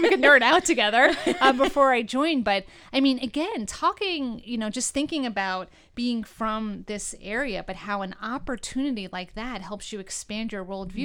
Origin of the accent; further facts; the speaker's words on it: New York, United States; now in Northeastern Pennsylvania, United States; I'm from New York originally